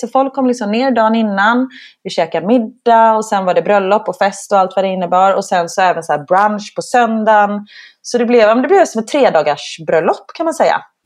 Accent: Gothenburg, Västra Götaland, Sweden; moved away; also born or lived in Stockholm; jag kommer från Göteborg

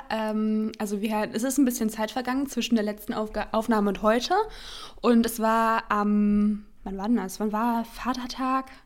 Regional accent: near Hanover, Lower Saxony, Germany; now in Berlin, Germany; ich komme aus der Nähe von Hannover

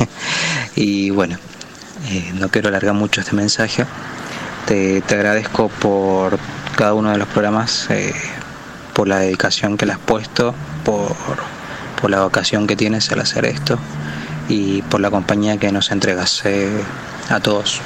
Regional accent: Chile; moved away as an adult; now in Buenos Aires, Argentina; yo soy de Chile. Me toca ser el, extranjero en, tu país

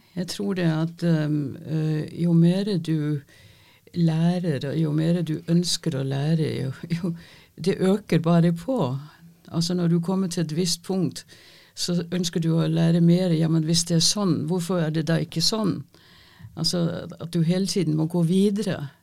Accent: Denmark; first language Danish; Norwegian is a second language; moved away as an adult; now in Norway; Jeg er ikke norsk. Jeg er født og oppvokst i Danmark

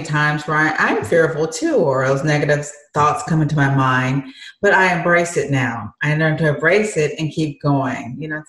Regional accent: Michigan, United States; moved away; I'm from Michigan originally

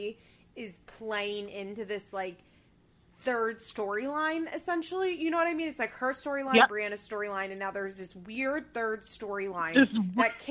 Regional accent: Pennsylvania, United States; now in Florida, United States; I live in Florida, you know, and I'm from Pennsylvania.

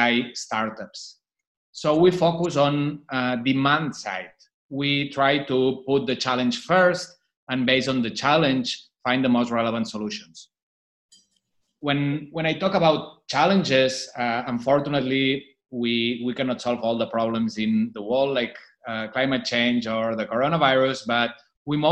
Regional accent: Barcelona, Catalonia, Spain; moved away as an adult; now in Shanghai, China; I was born and raised in Barcelona, but I've been living in Shanghai since 2008

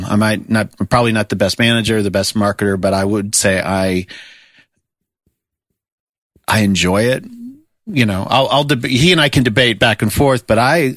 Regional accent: South Florida, United States; moved away as an adult; now in Nashville, United States; I grew up in South Florida

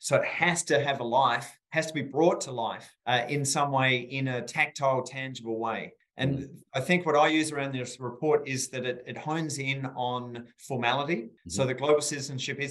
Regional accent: rural South Australia, Australia; I grew up in rural South Australia, as you may tell from my beautiful accent.

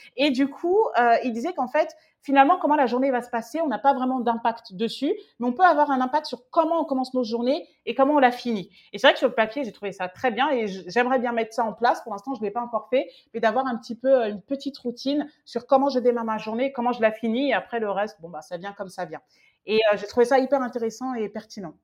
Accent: France; quand on est français

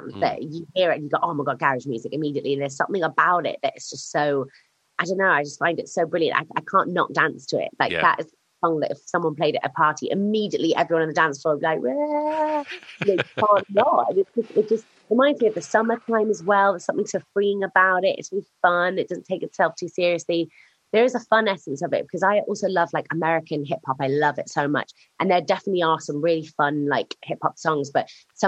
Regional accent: Sheffield, Yorkshire and the Humber, United Kingdom; moved away; also born or lived in Lincoln; I spent a lot of time growing up in Sheffield

